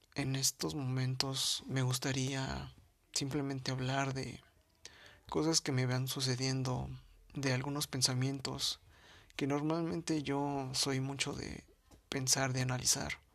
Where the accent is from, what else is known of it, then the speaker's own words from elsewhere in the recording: Mexico City, Mexico; soy de la Ciudad de México